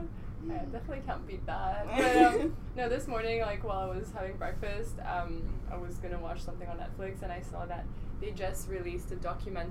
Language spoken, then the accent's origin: English; Hong Kong; I'm from Hong Kong.